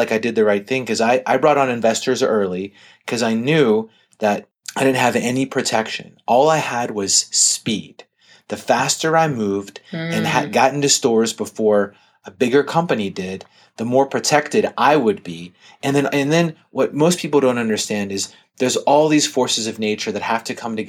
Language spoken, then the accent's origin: English; Pittsburgh, Pennsylvania, United States; I grew up in Pittsburgh, Pennsylvania, and I was going to a small college in near Harrisburg.